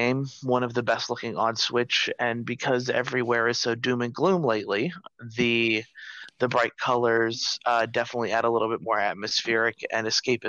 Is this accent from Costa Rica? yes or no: yes; Paraíso, Costa Rica; born there; I named it after the town I was born in Costa Rica, which is Paraíso. It's not really the town I was born in, but where I kind of started.